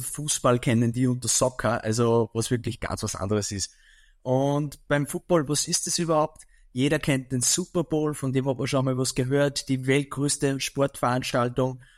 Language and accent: German; Mühlviertel, Upper Austria, Austria; bei uns im Mühlviertel